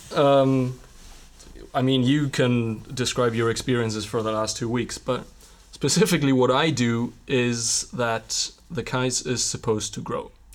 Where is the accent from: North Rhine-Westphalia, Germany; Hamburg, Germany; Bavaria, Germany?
North Rhine-Westphalia, Germany; Witten; My hometown is, um, right next to Bochum, and it's sandwiched in between Bochum and Dortmund. So Witten, where I'm from